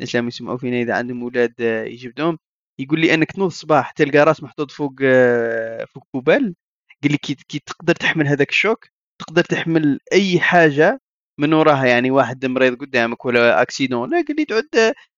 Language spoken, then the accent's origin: Arabic; Algeria; عندنا في الجزائر